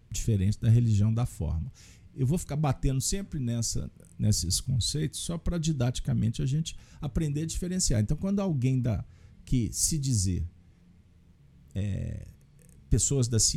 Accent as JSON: {"language": "Portuguese", "region": "Minas Gerais", "country": "Brazil", "said": "eu tenho, no mínimo, que agradecer como uma boa mineira, que fui bem recebida."}